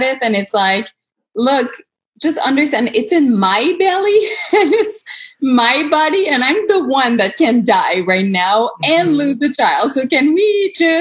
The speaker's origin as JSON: {"language": "English", "country": "Canada", "said": "I'm Canadian"}